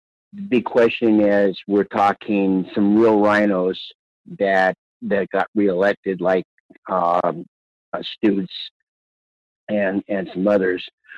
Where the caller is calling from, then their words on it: Palmer, Alaska, United States; from Palmer.